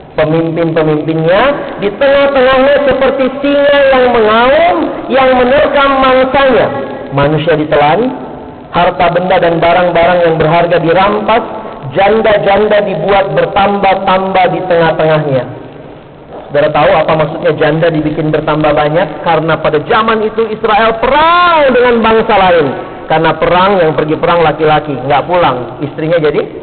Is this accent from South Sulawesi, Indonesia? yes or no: yes; Makassar, South Sulawesi, Indonesia; moved away as an adult; also born or lived in Ambon; now in Jakarta, Indonesia; Saya lahir dan besar di Makassar